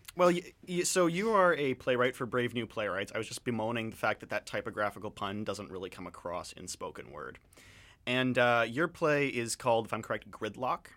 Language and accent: English; London, Ontario, Canada; I'm from Southern Ontario